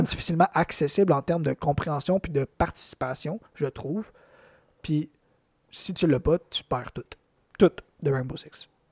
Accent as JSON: {"language": "French", "region": "Quebec", "country": "Canada", "said": "Moi, en tant que Québécois"}